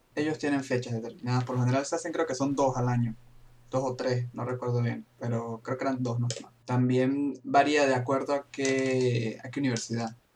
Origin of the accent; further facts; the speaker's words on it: Venezuela; moved away as an adult; now in Frankfurt am Main, Germany; yo soy de Venezuela